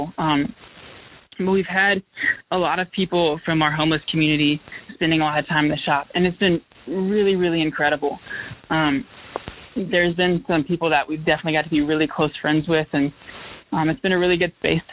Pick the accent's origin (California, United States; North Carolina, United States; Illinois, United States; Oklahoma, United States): North Carolina, United States; Raleigh; moved away as an adult; now in Greensboro, United States; Growing up in Raleigh, there was a ton of, like, bakeries and coffee shops